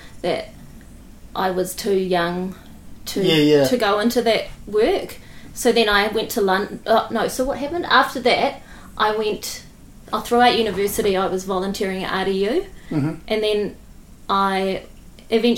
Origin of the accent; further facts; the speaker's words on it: Eketāhuna, Manawatū-Whanganui, New Zealand; also born or lived in London / Christchurch; now in Wellington, New Zealand; I grew up in Ikitahuna.